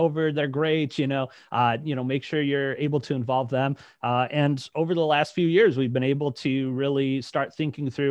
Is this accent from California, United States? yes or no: no; Detroit, Michigan, United States; also born or lived in Lake Orion, Michigan; now in Lansing, United States; I'm originally from the Detroit area